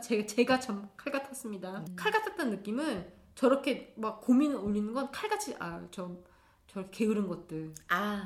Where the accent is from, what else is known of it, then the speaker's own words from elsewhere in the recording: South Korea; first language Korean; moved away as an adult; now in Berlin, Germany; 모국어가 한국어이고 한국 부모 밑에서 자라서 한국 사람들하고만 어울려다가 하, 한국에서 살았을 때도